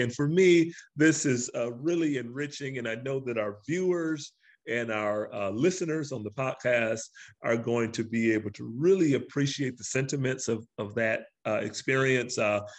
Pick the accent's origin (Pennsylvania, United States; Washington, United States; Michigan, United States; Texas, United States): Michigan, United States; Detroit; moved away as an adult; also born or lived in Chicago; I grew up in Detroit, but spent about 14 years in Chicago as a faculty member and an engineer.